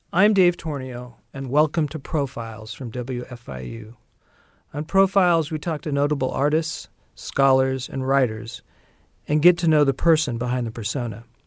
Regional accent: Orange County, California, United States; I grew up in Orange County, California

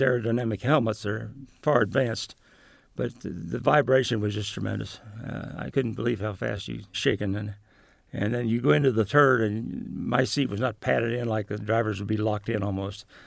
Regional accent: Shelbyville, Indiana, United States; I'm definitely a Midwesterner. Almost all my life in Indiana, I, was born in a little town called Mason

